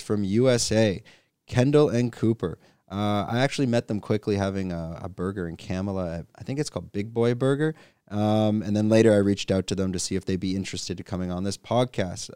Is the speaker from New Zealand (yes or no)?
no; Canada; moved away as an adult; now in Phuket, Thailand; I'm a Canadian expat living in Phuket, Thailand